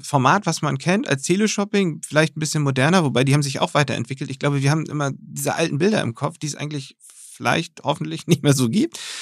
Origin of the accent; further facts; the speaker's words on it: Germany; gerade als Deutsche